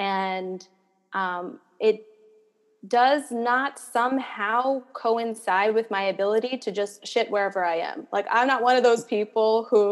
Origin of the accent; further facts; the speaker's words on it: New York City, New York, United States; I was born and raised in New York